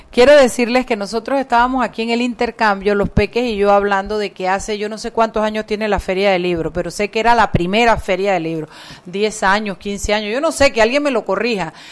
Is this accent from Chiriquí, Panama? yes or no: yes; Chiriquí, Panama; cuando yo vine de Chiriquí que en alguna casa de alguna amiga me encontré uno de esos libros y lo comencé a leer